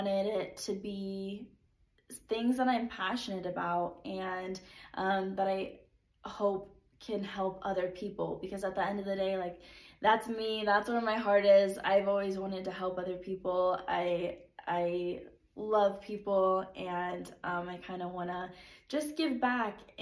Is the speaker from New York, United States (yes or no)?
no; San Diego, California, United States; moved away; also born or lived in Utah; I am from San Diego